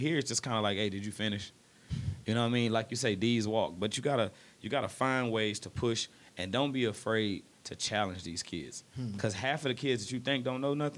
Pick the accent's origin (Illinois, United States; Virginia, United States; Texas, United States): Texas, United States; Midland-Odessa; I moved from Midland, Odessa. I was born here, moved to Midland, Odessa, moved back